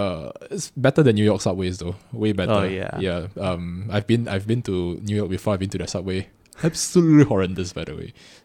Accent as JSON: {"language": "English", "country": "Singapore", "tie": "born there", "said": "I was born in Singapore, mm-hmm."}